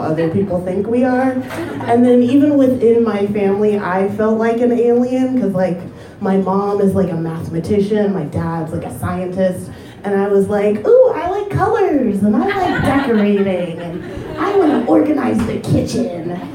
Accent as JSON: {"language": "English", "region": "Ohio", "country": "United States", "tie": "born or raised there", "said": "I grew up in Ohio"}